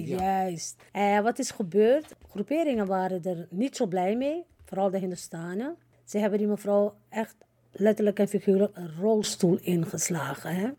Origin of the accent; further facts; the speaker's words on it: Suriname; now in Netherlands; Kijk, ik woon al 53 jaar hier in Nederland. Maar ik ben een Surinamer. Ik blijf ook een Surinamer.